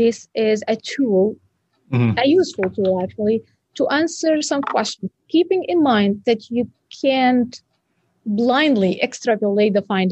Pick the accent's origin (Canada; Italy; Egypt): Egypt; moved away as an adult; now in Grand Rapids, United States; Cairo University in Egypt, my home country.